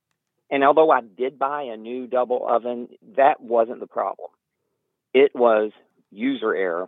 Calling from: Huddleston, Virginia, United States; I'm calling from Huddleston, Virginia.

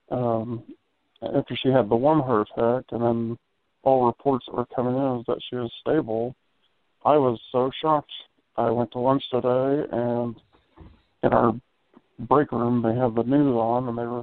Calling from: Indiana, United States; Sorry, uh … I'm from uh, Indiana.

